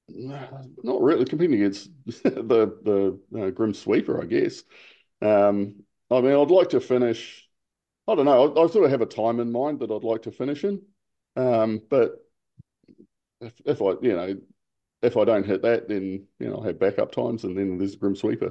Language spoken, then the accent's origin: English; New Zealand; now in Hong Kong; as a New Zealander.